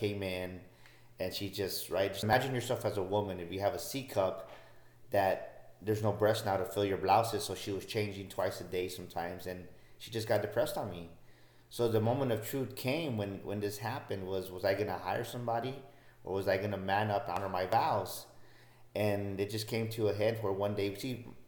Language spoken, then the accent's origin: English; San Antonio, Texas, United States; I was born and raised in San Antonio